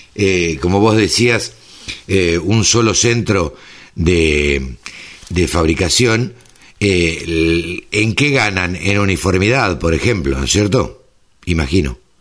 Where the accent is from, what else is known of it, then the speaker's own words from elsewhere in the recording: Maipú, Buenos Aires Province, Argentina; yo nací en Maipú, me crié en Maipú, zona de cría